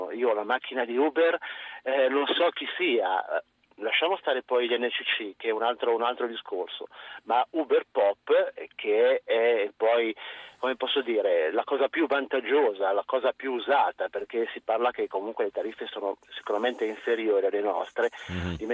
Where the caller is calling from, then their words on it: Milan, Lombardy, Italy; io sono un tassista, chiamo da Milano